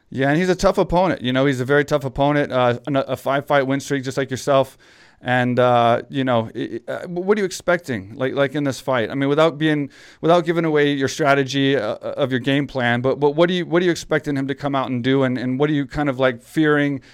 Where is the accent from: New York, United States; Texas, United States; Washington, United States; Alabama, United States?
Texas, United States; I grew up in Texas